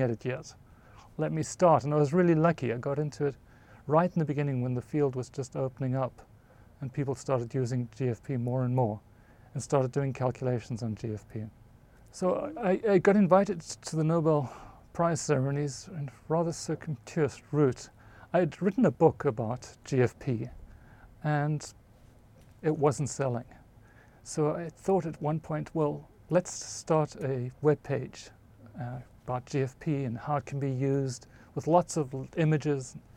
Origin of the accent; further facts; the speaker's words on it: South Africa; moved away; I grew up in South Africa, right in the middle of the country